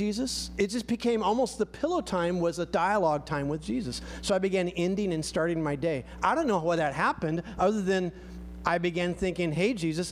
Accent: United States; we're very American

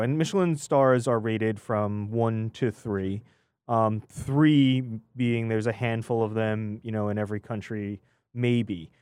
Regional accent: New York, United States; I'm a New Yorker at heart

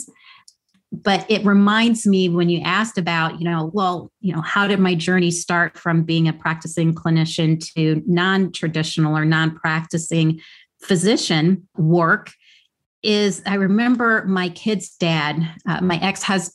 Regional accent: Midwest, United States; now in New York City, United States; where I grew up in the Midwest

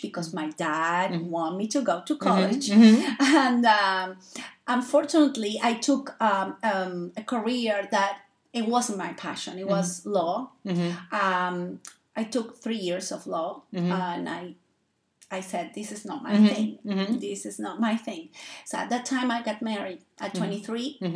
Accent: Argentina; English is a second language; moved away as an adult; my native country is Argentina. I come from Argentina. I live in this my country now for 22 years

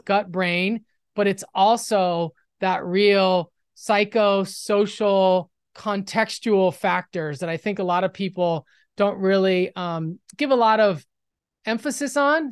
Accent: Los Angeles, California, United States; I'm from Los Angeles, West L A, and, um, in the, in the nineties, I was in high school

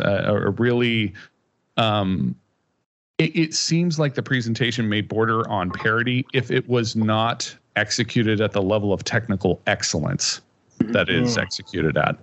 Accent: Kansas, United States; growing up in Kansas

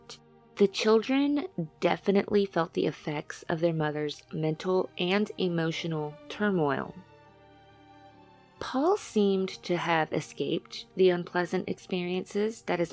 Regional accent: Louisiana, United States; I'm from Louisiana

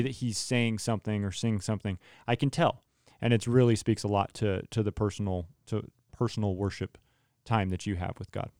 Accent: Turlock, California, United States; I grew up with in Turlock

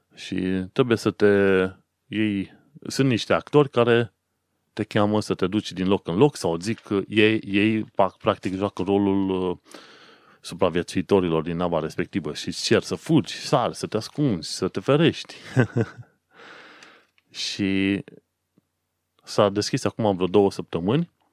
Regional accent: Romania; now in London, United Kingdom; eu ca român oarecare venit aici

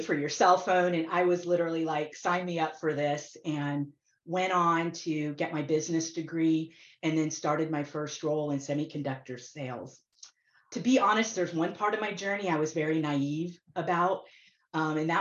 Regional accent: Florida, United States; I grew up in Florida near Kennedy Space Center

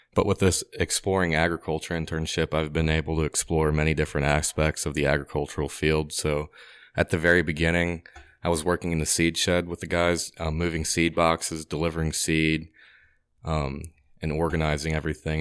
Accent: Gillespie, Illinois, United States; I grew up in Gillespie, Illinois

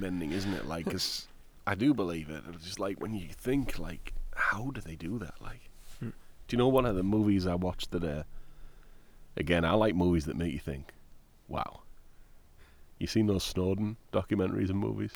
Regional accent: Middlesbrough, North East England, United Kingdom; moved away as an adult; now in United States; my hometown, Middlesbrough.

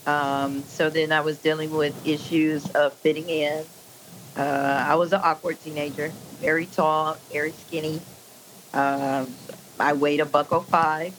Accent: Spring, Texas, United States; also born or lived in Inkster, Michigan; I grew up in Spring, Texas. Lived here the rest of my life

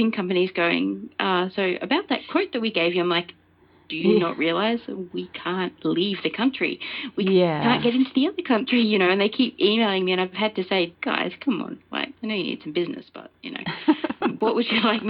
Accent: Brisbane, Queensland, Australia; I've always lived in the same sort of place around Brisbane, Queensland

